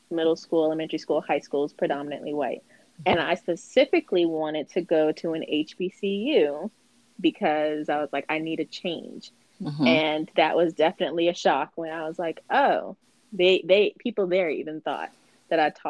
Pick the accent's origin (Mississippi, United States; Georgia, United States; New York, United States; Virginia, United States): Georgia, United States; born there; also born or lived in New Jersey / Alaska; I was born in Georgia, but lived in New Jersey, Alaska, all these other places.